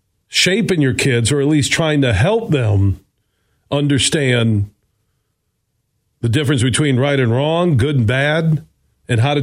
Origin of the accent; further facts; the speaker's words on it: Burton Heights, Sparta, Michigan, United States; I moved from Burton Heights to Sparta, Michigan